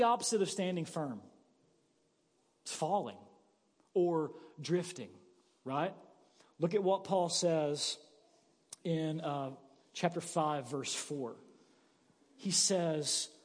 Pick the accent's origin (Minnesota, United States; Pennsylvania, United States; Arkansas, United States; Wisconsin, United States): Arkansas, United States; Paragould; I grew up in Paragould